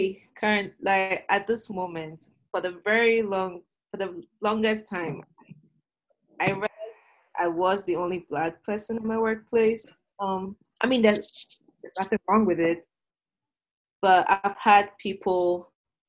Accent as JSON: {"language": "English", "country": "Ghana", "tie": "born or raised there", "moved": "yes", "lives_now": "Rexburg, United States", "said": "growing up in Ghana"}